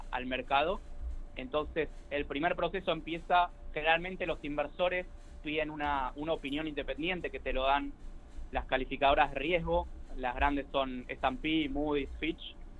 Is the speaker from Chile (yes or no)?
no; Argentina